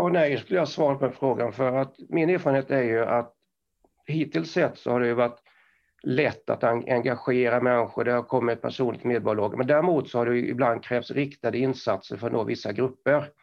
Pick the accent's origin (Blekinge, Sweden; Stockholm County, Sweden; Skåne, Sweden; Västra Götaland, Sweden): Blekinge, Sweden; Karlskrona; accent: Blekinge dialect; now in Kramfors, Sweden; Jag pratar Blekingemål. Eh, så jag är uppväxt utanför Karlskrona som är då örlogsstaden Karlskrona